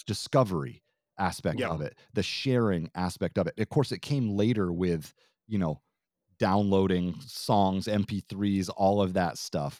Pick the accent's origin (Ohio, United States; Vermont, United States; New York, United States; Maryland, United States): Vermont, United States; moved away; I'm originally from Vermont